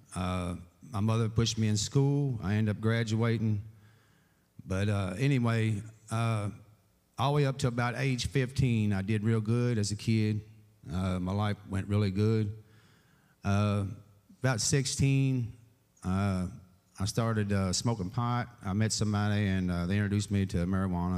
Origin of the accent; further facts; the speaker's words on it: Owensboro, Kentucky, United States; born and raised in Owensboro all my life